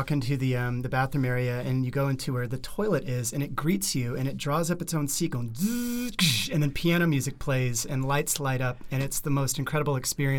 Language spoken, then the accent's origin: English; Texas, United States; I am from the great state of Texas.